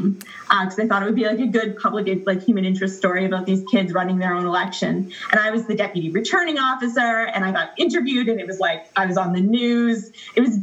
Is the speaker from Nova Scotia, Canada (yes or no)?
no; Ontario, Canada; I live in the province of Ontario. I grew up in Ontario.